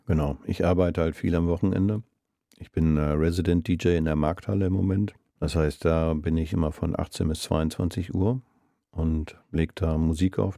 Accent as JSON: {"language": "German", "town": "Essen", "region": "North Rhine-Westphalia", "country": "Germany", "tie": "born or raised there", "moved": "as an adult", "lives_now": "Bremen, Germany", "said": "Ich bin in Essen groß geworden und bin da zur Schule gegangen"}